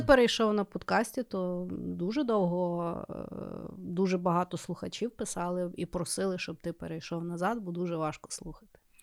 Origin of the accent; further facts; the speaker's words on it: Lviv, Lviv Oblast, Ukraine; Я спілкуюся українською, тому що я народилася у Львові. Зі мною всі говорили українською. Я ходила в український садик